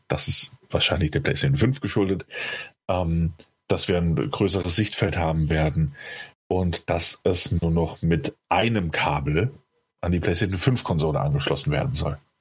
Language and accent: German; Rhineland-Palatinate, Germany; bei uns in der Pfalz